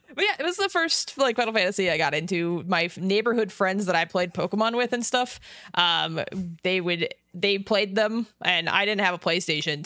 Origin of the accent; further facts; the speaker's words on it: Las Vegas, Nevada, United States; I'm from Las Vegas